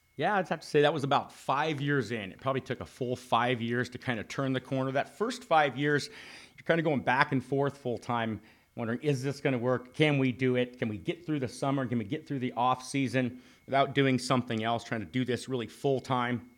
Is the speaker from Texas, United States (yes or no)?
no; Arizona, United States; Both Dan and I grew up here in Arizona hunting public lands